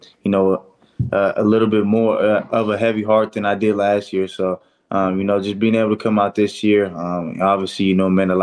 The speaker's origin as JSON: {"language": "English", "town": "Fresno", "region": "California", "country": "United States", "tie": "born or raised there", "said": "my hometown, the Fresno area"}